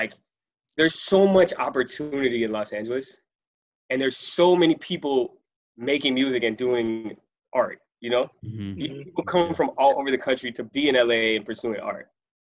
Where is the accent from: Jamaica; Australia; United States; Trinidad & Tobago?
Trinidad & Tobago; I'm from Trinidad.